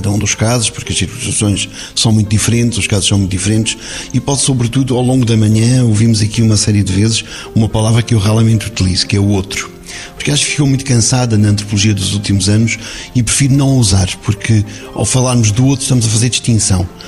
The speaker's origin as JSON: {"language": "Portuguese", "region": "Alto Alentejo", "country": "Portugal", "tie": "born or raised there", "said": "ou da minha terra, ou do Alto Alentejo."}